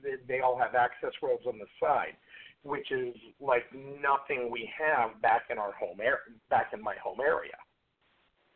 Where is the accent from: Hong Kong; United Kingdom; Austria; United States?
United States; Warren, Ohio; I grew up in Warren, which is 15, 20 minutes from Lordstown